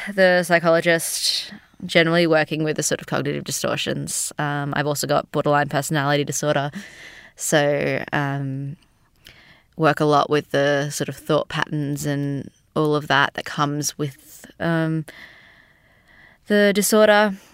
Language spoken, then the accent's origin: English; Sydney, New South Wales, Australia; moved away as an adult; now in Melbourne, Australia; I'm from Sydney, but living in Melbourne for the last five or so years.